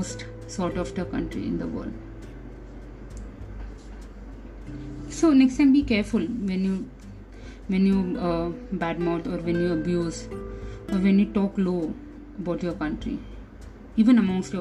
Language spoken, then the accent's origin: English; India; We as an Indian, we belong to our homeland, our mother country